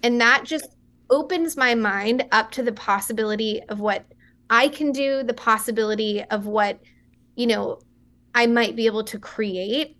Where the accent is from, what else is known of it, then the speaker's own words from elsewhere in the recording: West Texas, United States; I grew up in a small town in West Texas